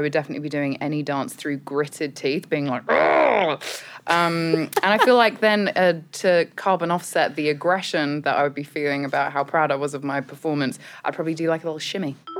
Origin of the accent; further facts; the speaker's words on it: United Kingdom; accent: British; moved away; as you can tell from my accent, I'm British